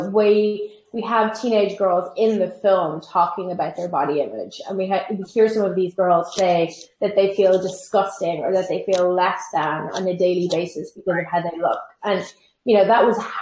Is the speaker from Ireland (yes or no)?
yes; Ireland; moved away as an adult; now in New York, United States; I'm Irish and I've lived in New York for 5 years.